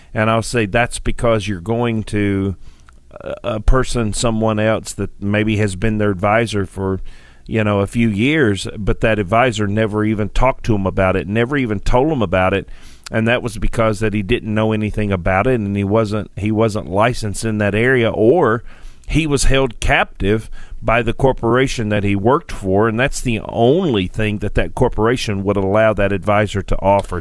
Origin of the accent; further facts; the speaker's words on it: Sparta, Tennessee, United States; I grew up here in Tennessee on a farm in Sparta, Tennessee